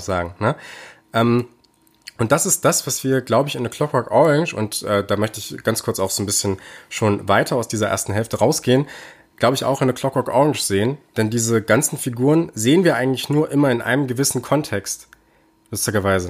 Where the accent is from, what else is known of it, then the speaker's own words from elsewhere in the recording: Germany; bei uns in Deutschland